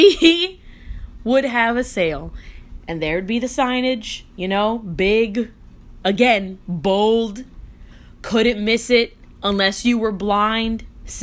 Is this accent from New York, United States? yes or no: no; Miami, Florida, United States; I'm from Florida.